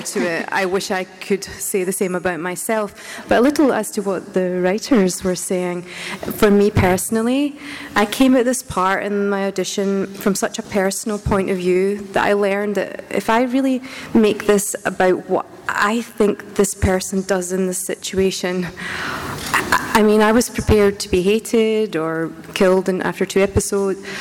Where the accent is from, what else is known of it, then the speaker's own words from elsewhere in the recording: Scotland, United Kingdom; moved away; I'm Scottish and we just get told to get your head down and get on with it.